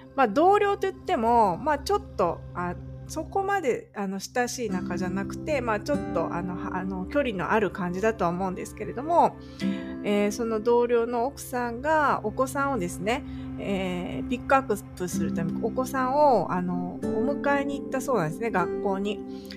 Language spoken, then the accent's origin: Japanese; Japan; moved away as an adult; now in California, United States; 日本に帰ったら、まあ私の地元に住もうかなって、親もいるしな